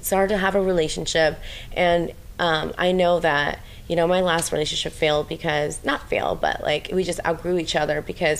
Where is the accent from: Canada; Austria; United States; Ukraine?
Ukraine; moved away; I think it's just my Ukrainian. I'm from Ukraine and I think it's just like the Russian in me.